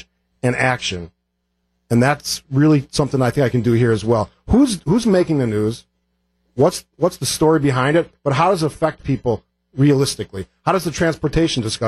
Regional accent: Cudahy, Wisconsin, United States; also born or lived in Oak Creek, Wisconsin; I grew up in Cudahy, moved to Oak Creek when I was a freshman in high school

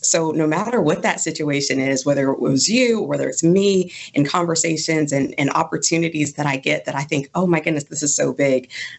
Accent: Goshen, Mississippi, United States; also born or lived in Germany; But I grew up in Goshen, Mississippi. My family got to the Mississippi Gulf Coast by way of Keesler Air Force Base, which I'm sure a lot of people do. And I was born in Germany, which is a very cool thing on an Air Force Base

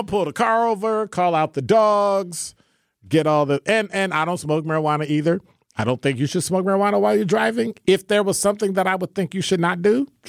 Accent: Illinois, United States; I'm from Illinois too.

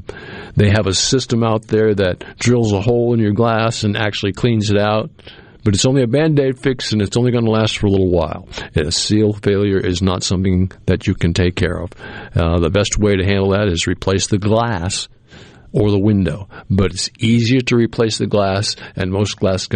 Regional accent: Cape Cod, New England, Massachusetts, United States; now in Mississippi, United States; I grew up in New England on Cape Cod. And as a young man, and I'm not there anymore, I'm a Mississippian now

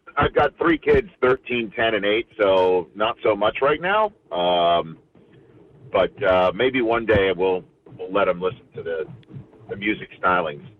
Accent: New York City, New York, United States; also born or lived in Brooklyn; I uh, moved to Staten Island when I was six months old and obviously growing up there

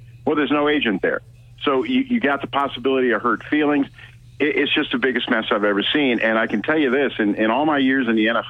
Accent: Virginia, United States; You know, I'm from Virginia. And I would always say that, you know, well, I'm from Virginia.

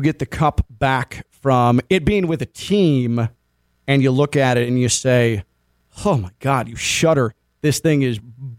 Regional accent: Chicago, Illinois, United States; moved away; I'm from Chicago originally

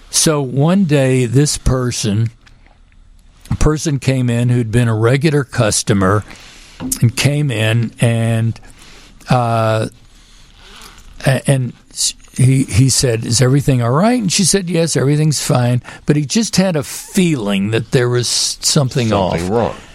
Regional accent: Houston, Texas, United States; moved away; also born or lived in Chicago; I grew up in Houston

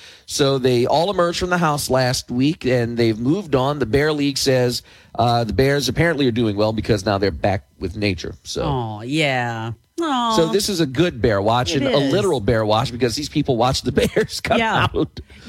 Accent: New Jersey, United States; I'm from New Jersey. We don't see goats.

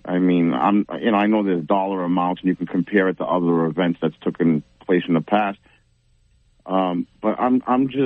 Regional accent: New Bedford, Massachusetts, United States; I grew up in New Bedford, in the South

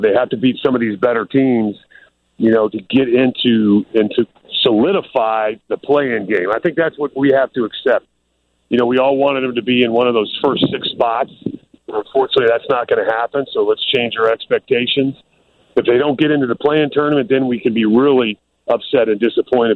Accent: Florida, United States; moved away; also born or lived in Vanderbilt (Nashville, Tennessee) / Chicago; when I was growing up in Florida

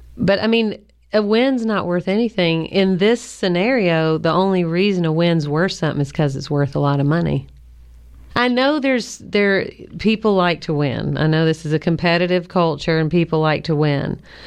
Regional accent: Kentucky, United States; I grew up in Kentucky

